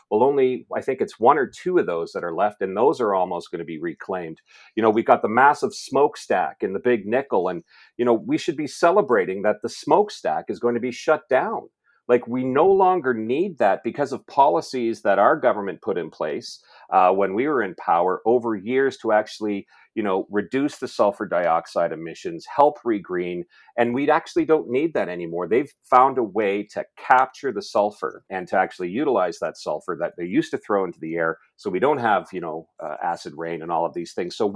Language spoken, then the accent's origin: English; Sudbury, Ontario, Canada; moved away as an adult; also born or lived in North Bay / London, Ontario / Toronto / North Vancouver, British Columbia; So, born and raised in Sudbury, uh, lived in North Bay. So, once upon a time, I was a radio newscaster. So, I lived in North Bay, London. Obviously, I did my stint in Toronto, like every good Ontarian. But I also lived out west.